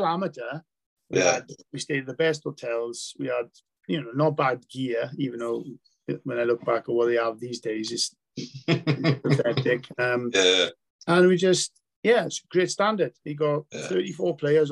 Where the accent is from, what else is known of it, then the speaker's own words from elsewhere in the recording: Wales, United Kingdom; my Welsh cap